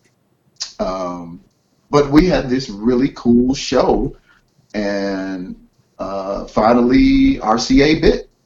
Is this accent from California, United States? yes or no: yes; Carson, California, United States; also born or lived in Flint, Michigan / South Central, Los Angeles; he and I grew up in Carson, California, south of L.A.